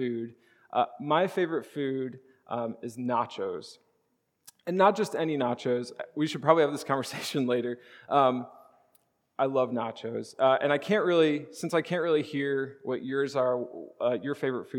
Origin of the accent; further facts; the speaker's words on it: Charleston, Illinois, United States; I grew up in Charleston, Illinois